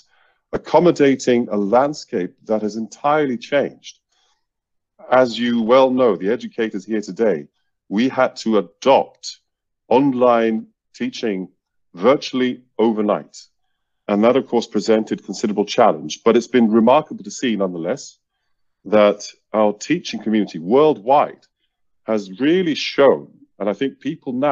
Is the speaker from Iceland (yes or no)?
yes; Iceland; now in Seoul, South Korea; originally from Iceland